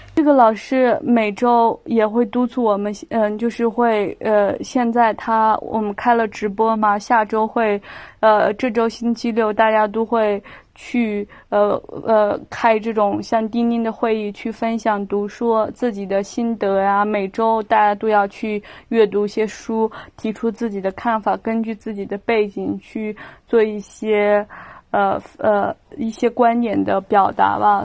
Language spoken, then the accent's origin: Chinese; Lanzhou, Gansu, China; moved away as an adult; also born or lived in Shanghai; 我是兰州人嘛，我到上海上学，然后首先是不适应，因为我是一个北方人